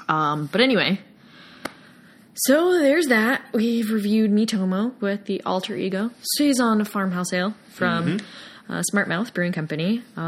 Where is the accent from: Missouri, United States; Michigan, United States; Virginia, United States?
Virginia, United States; Yeah, that's where I'm from. Yeah. I'm not from the Norfolk area, but I have friends and family that live in that area.